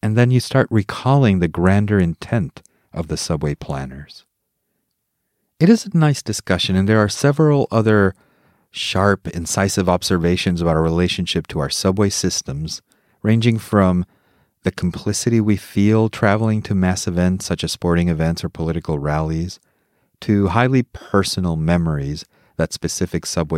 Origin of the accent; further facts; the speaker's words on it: Mexico City, Mexico; moved away as an adult; I grew up in Mexico City, spending my childhood and teenage years there